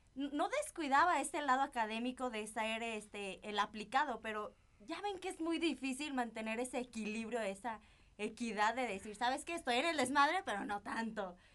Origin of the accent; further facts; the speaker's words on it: Zamora, Michoacán, Mexico; Yo también soy de Zamora, Michoacán